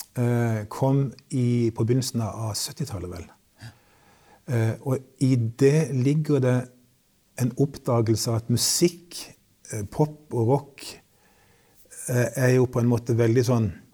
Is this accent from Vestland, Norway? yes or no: no; Kristiansand, Agder, Norway; vokste jeg opp i Kristiansand